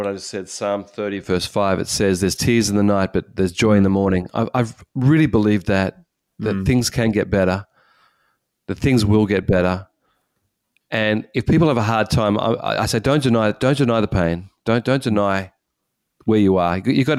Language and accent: English; Australia; as an Australian, and I don't know about South Africa, but Australia, there's a high thing about this.